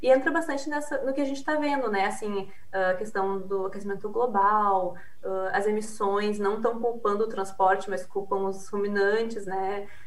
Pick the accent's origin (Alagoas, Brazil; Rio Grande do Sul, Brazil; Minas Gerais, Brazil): Rio Grande do Sul, Brazil; accent: gaúcho (Rio Grande do Sul); also born or lived in Queensland, Australia; Eu tô no Rio Grande do Sul, né? Deve ter notado pelo, pelo meu sotaque.